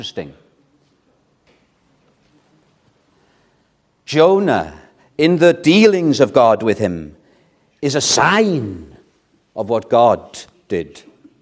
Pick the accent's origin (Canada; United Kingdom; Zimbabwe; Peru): United Kingdom; Wales; I'm still proud of being a Welshman